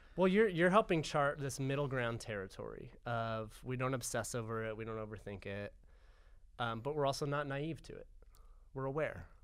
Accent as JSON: {"language": "English", "country": "United States", "said": "I'm American"}